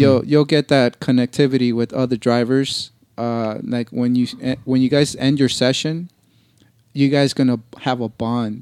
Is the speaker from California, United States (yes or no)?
yes; Los Angeles, California, United States; I'm from Los Angeles, California, born and raised